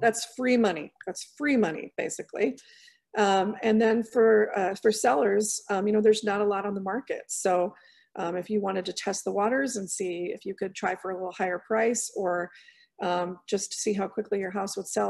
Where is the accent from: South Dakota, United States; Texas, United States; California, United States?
South Dakota, United States; Sioux Falls; moved away as an adult; now in Vermillion, United States; I'm originally from Sioux Falls, which is about an hour north.